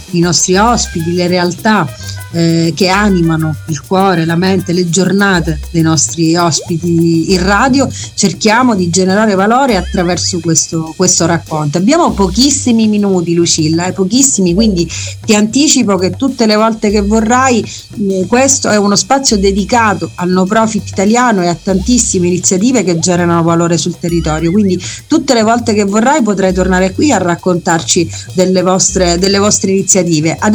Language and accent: Italian; Sicily, Italy; io da siciliana mi sento sempre più orgogliosa di far parte di questa splendida terra